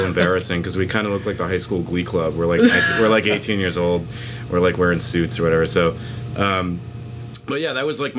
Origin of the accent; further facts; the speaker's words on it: Boston, Massachusetts, United States; now in New York, United States; growing up in Boston, or the Boston area, which is a small city